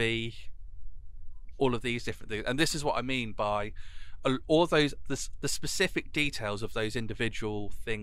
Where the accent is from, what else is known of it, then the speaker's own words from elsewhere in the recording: North Devon, South West England, United Kingdom; also born or lived in Exeter; I was in a small school in North Devon